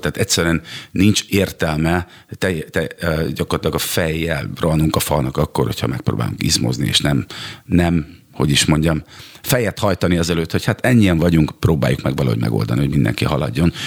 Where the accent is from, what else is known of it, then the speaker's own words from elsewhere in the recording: Szeged, Csongrád-Csanád, Hungary; én Szegeden nőttem fel